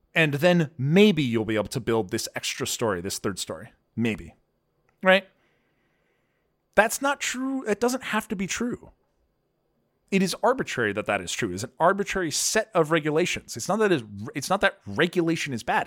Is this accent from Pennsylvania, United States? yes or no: yes; Pennsylvania, United States; moved away; also born or lived in Boston; growing up in Pennsylvania